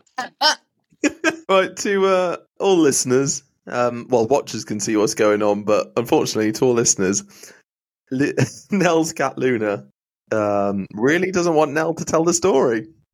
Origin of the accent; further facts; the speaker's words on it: Wales, United Kingdom; moved away; also born or lived in Pembrokeshire; growing up in Wales